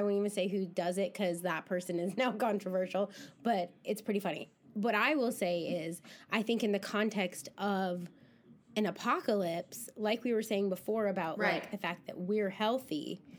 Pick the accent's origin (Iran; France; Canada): Canada; there's a superiority complex that comes with being Canadian, I think, right? Because you're like, hey, I'm not you shitty Americans.